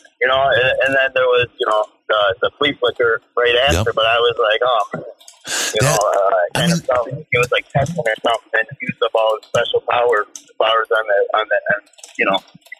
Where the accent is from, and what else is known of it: Rochester, New York, United States